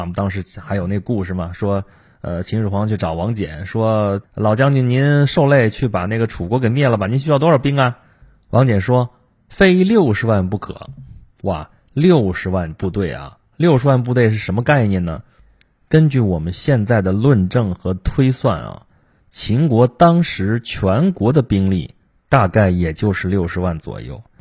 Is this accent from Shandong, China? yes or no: yes; Shandong, China; moved away; 我作为一个齐国人啊，我，我，我们老家那个地方是号称山东嘛，号称齐鲁之邦，我，我在那个地方其实主要是齐国的地盘儿